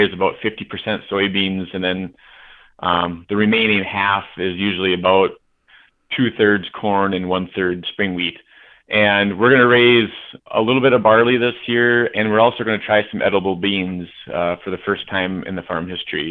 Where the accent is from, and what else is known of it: North Dakota, United States; born or raised there